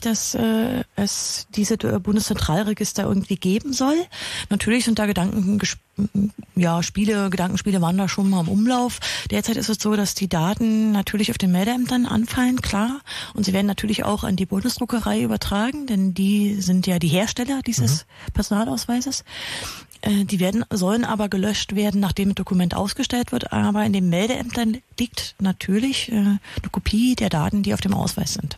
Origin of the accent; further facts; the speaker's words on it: Germany; bei uns in Deutschland